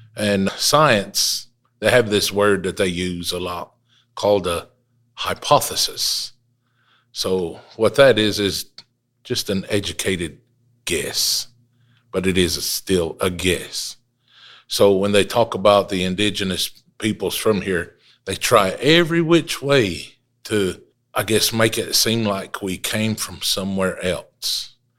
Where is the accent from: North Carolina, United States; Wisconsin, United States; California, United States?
North Carolina, United States; Wolftown, Qualla Boundary; I come to you from the Wolf Town section of the mother town